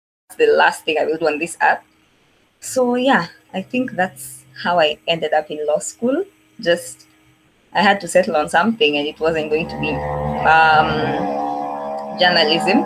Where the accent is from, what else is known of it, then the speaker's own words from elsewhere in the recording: Nairobi, Kenya; also born or lived in Eldoret; I was born in Makadara maternity, raised in Kariobangi for most of my life. So yeah, mtoto wa Islando